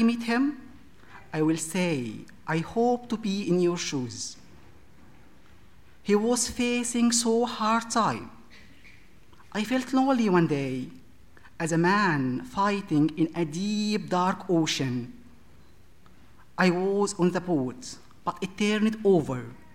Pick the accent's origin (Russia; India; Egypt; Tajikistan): Egypt; English is a second language; now in United Kingdom; I'm from Egypt